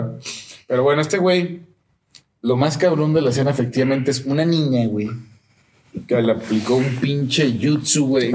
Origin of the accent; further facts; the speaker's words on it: Mexico; unirnos como mexicanos